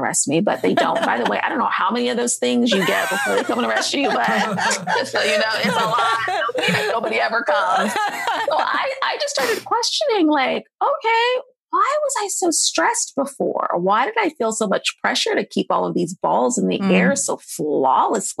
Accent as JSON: {"language": "English", "town": "Seattle", "region": "Washington", "country": "United States", "also_born_or_lived": "Tacoma, Washington / New York", "moved": "yes", "said": "I'm from Seattle"}